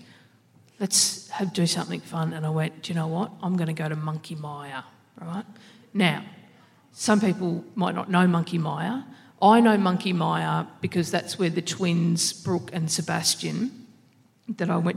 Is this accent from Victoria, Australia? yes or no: yes; Victoria, Australia; I'm from Victoria